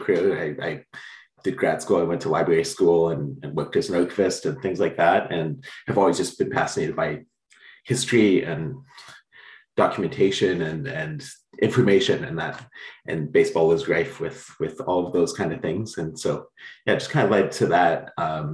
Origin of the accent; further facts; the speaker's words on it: Canada; I grew up in Canada